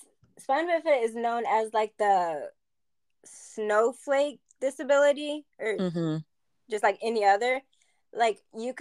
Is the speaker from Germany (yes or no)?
yes; Germany; born there; my parents are military, so I was born in Germany back in 96